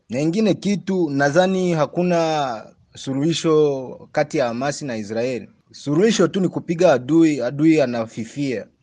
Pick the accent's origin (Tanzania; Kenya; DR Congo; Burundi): DR Congo; Rutshuru, North Kivu; now in Kampala, Uganda; naishi hapa Kampala, lakini mimi ni mkongomani kutoka Ruchuru, Nord Kivu